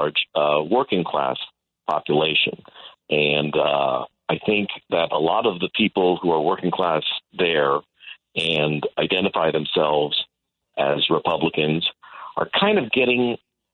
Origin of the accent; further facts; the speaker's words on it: United States; as an American